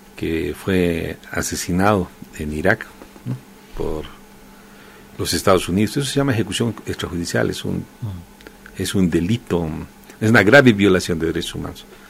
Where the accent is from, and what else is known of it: Bolivia